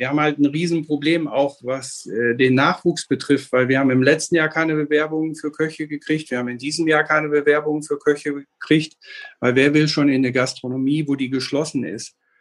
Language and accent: German; Bielefeld, North Rhine-Westphalia, Germany; Geboren bin ich in Bielefeld äh, bei Dr. Kramer in der Klinik und bis zu meinem Leben, 18. Lebensjahr hier gewesen